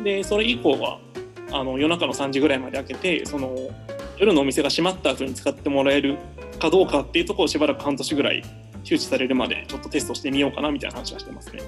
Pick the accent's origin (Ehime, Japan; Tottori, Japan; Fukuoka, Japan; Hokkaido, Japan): Ehime, Japan; Shikoku; moved away as an adult; also born or lived in Osaka / Kobe / Cambodia; 僕は、えっ、ー、と、高校まで四国、えっ、ー、と、愛媛にいました